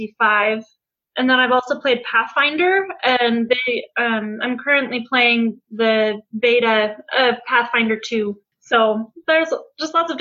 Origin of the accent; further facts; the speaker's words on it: Colorado, United States; now in Utah, United States; I'm originally from Colorado